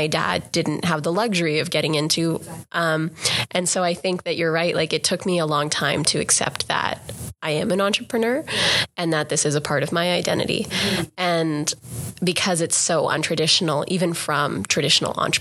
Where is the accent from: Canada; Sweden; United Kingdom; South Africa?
Canada; Grande Prairie, Alberta; a young South Asian Canadian girl growing up in Grand Prairie, Alberta